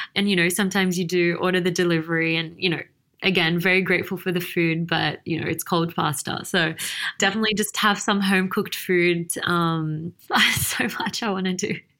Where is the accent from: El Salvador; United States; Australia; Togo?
Australia; Sydney, New South Wales; moved away as an adult; now in Dubai, United Arab Emirates; I was born and raised in Sydney, Australia